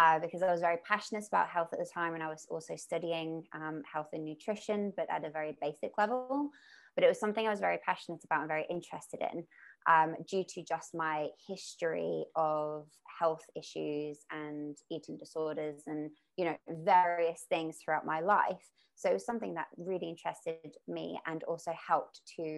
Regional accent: Mallorca, Balearic Islands, Spain; also born or lived in United Kingdom; now in Australia; I grew up in Mallorca, which is an island.

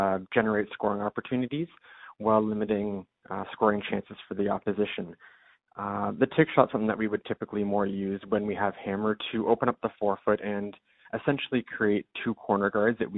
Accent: London, Ontario, Canada; I'm from London

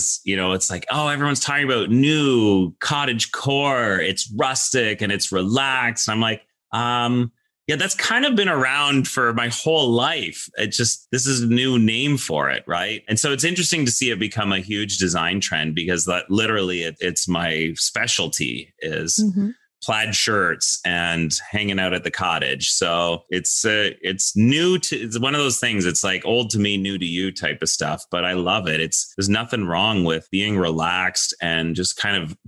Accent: Toronto, Ontario, Canada; we came back to Toronto and I grew up, you know, in Toronto

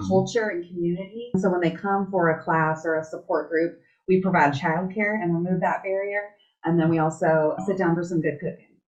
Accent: West Valley, Arizona, United States; I'm born and raised in the West Valley, and I'm a wildcat

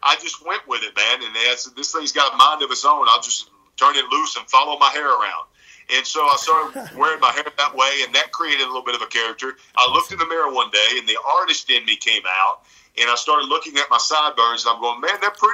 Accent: Alabama, United States; accent: Southern; I was raised by my mom here in Alabama

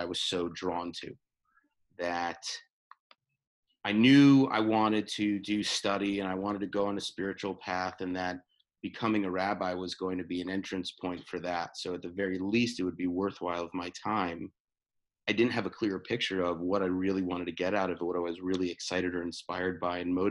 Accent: Connecticut, United States; We grew up in Connecticut

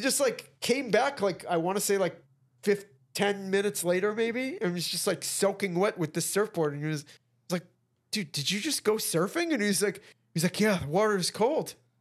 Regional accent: Midwest, United States; We're from, we're from the Midwest

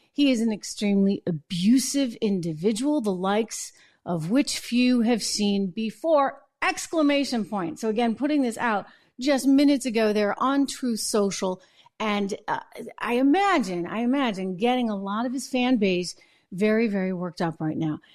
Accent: New Hampshire, United States; I'm from New Hampshire.

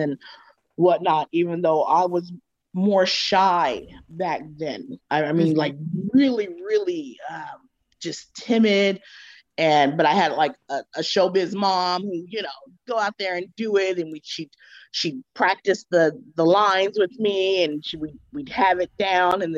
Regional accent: California, United States; I'm from California

